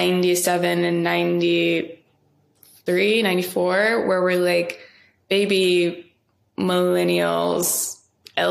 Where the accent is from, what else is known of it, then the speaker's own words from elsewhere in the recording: Ferguson, Missouri, United States; my hometown in Ferguson